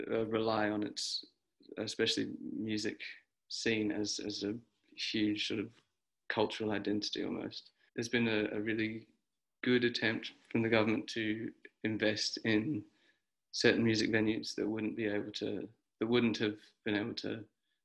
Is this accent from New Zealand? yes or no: yes; New Zealand; now in Australia; No, I mean it's been tricky because I am not an Australian citizen.